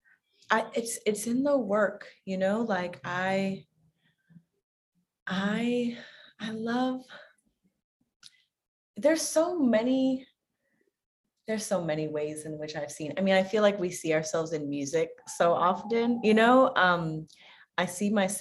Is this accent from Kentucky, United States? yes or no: no; New York, United States; a New Yorker for so long